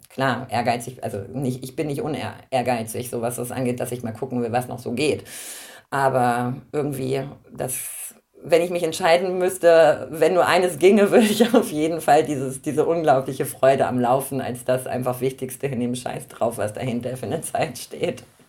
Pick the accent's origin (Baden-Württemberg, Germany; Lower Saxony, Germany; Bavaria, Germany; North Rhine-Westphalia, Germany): Lower Saxony, Germany; Braunschweig; ich komme aus Braunschweig, Harz ist so mein, ähm, mein Heimatmittelgebirge